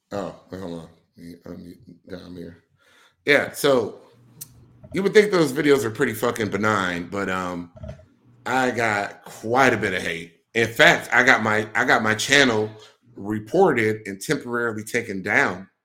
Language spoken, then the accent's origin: English; Milwaukee, Wisconsin, United States; moved away; I'm born and raised in Milwaukee, Wisconsin